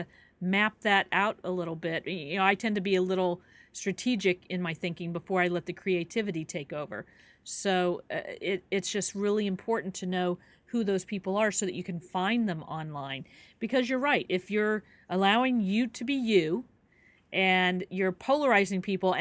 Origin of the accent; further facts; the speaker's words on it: Kansas City, United States; moved away; I'm originally from Kansas City